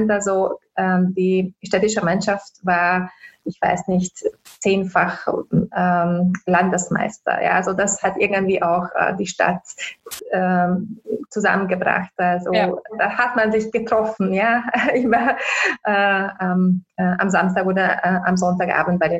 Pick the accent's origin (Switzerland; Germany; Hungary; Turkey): Hungary; German is a second language; now in Austria; ich bin in Ungarn aufgewachsen, glaube ich, das ist auch nicht zu überhören. äh, auch wenn ich äh, seit 18 Jahren schon äh, in Österreich äh, lebe.